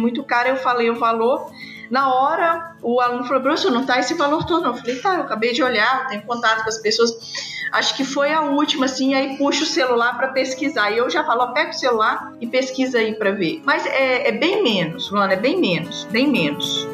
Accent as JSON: {"language": "Portuguese", "town": "Baixo Guandu", "region": "Espírito Santo", "country": "Brazil", "also_born_or_lived": "Viçosa, Minas Gerais", "moved": "as an adult", "lives_now": "Sinop, Brazil", "said": "eu sou do interior do Espírito Santo, sou de Baixo Guandu."}